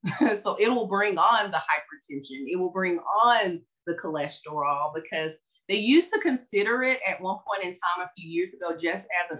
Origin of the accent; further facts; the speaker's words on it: Tennessee, United States; moved away as an adult; now in Dallas, United States; I'm from Tennessee